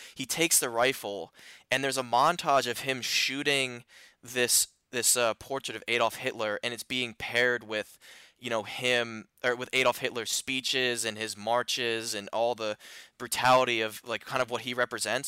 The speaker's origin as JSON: {"language": "English", "town": "Philadelphia", "region": "Pennsylvania", "country": "United States", "said": "I'm from the Philly area"}